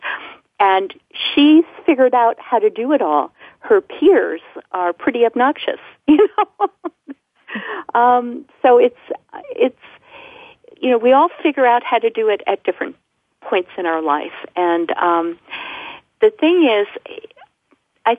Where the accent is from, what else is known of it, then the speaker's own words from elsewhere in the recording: New York, United States; also born or lived in Alabama; I was from New York